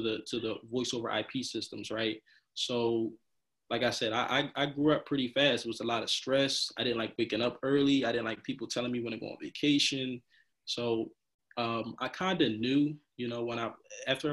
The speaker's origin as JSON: {"language": "English", "town": "Darby", "region": "Pennsylvania", "country": "United States", "said": "I'm coming home in Darby where people are hanging out on the corner"}